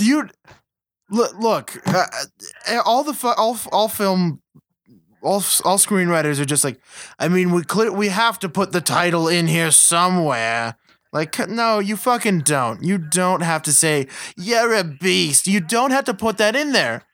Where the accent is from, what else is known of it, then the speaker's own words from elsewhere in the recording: Western United States, United States; I'm from Western United States. Westernish.